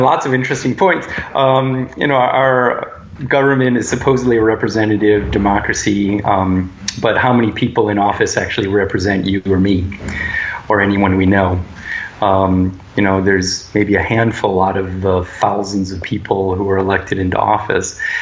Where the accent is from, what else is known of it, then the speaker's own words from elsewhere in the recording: United States; especially as American males.